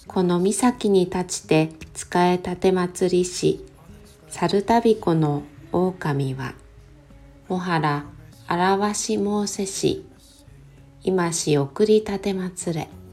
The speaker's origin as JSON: {"language": "Japanese", "town": "Kitakyushu", "region": "Fukuoka", "country": "Japan", "tie": "born or raised there", "said": "私は出身が北九州市の小倉南区に、えー、なります"}